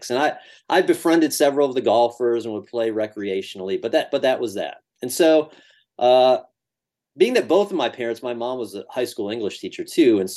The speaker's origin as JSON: {"language": "English", "town": "Rochester", "region": "New York", "country": "United States", "tie": "born or raised there", "also_born_or_lived": "Syracuse, New York", "said": "my hometown, Rochester, New York"}